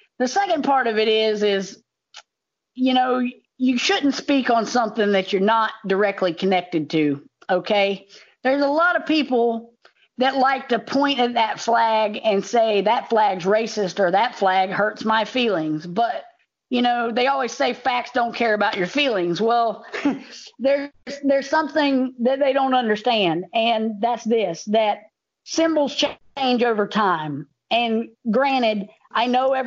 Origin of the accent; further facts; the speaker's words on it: the South, United States; I'm from the South